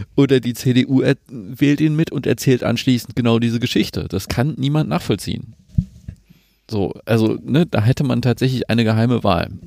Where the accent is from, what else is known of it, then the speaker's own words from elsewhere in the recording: Saxony, Germany; ich komme aus Sachsen